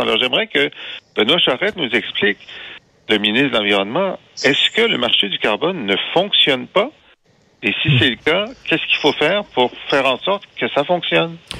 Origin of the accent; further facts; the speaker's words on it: Thetford Mines, Quebec, Canada; Je viens, de Thetford Mines